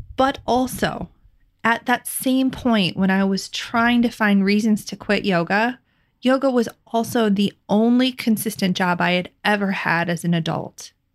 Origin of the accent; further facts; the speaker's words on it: Midwest, United States; living and growing up in the Midwest